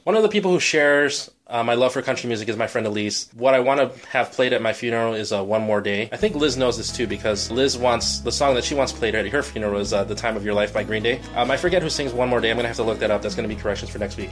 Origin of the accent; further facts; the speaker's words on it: Berkeley, Illinois, United States; I grew up in Berkeley